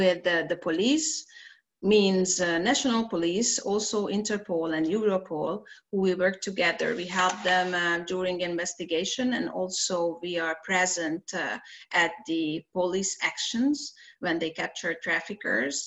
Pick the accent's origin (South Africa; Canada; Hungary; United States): Hungary; in our country